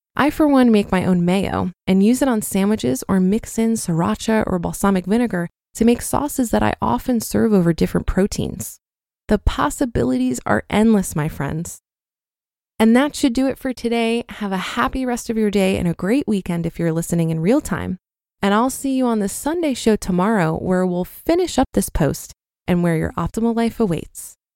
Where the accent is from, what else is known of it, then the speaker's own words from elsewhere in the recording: Poland; now in United Kingdom; I grew up in Poland